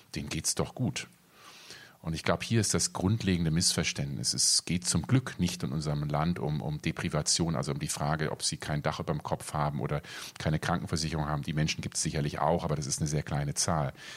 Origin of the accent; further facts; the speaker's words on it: Germany; also born or lived in North Rhine-Westphalia / Rhineland-Palatinate; now in Berlin, Germany; ich bin in Nordrhein-Westfalen aufgewachsen ähm, oder in Rheinland-Pfalz